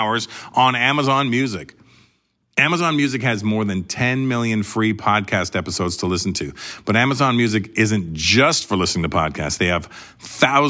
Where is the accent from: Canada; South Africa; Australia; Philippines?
Canada; I'm Canadian